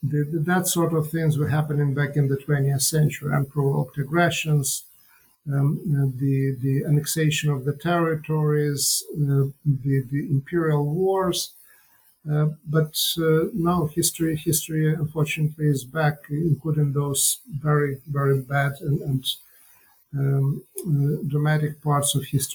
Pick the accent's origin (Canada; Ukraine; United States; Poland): Ukraine; moved away; Well, I come from Ukraine